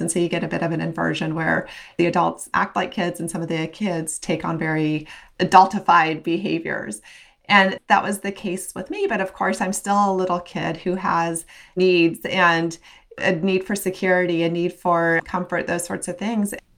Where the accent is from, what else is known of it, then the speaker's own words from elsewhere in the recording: Western Nebraska, United States; I grew up in Western Nebraska